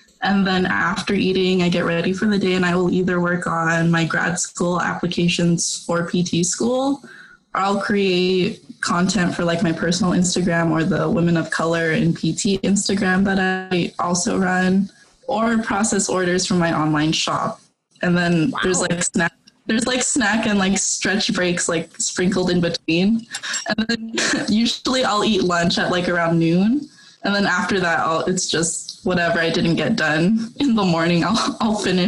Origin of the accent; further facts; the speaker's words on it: Stockton, California, United States; So I'm born and raised in Stockton, and I currently live with my family.